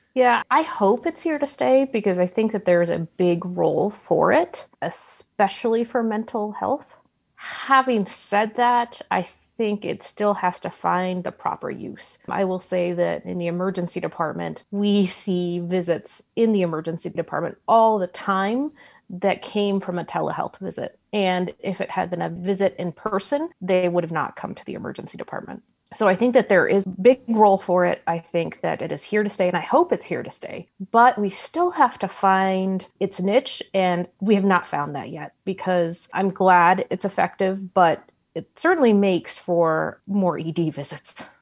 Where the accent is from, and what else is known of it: United States